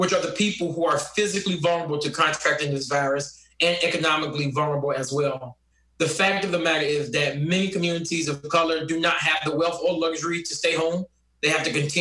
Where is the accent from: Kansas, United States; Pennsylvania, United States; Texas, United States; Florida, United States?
Florida, United States; I'm from Florida, and I represent the 101st District